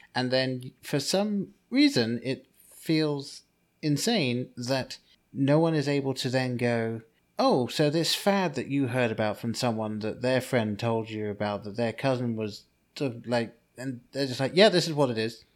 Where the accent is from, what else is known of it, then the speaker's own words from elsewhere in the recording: England, United Kingdom; the name that I grew up with in England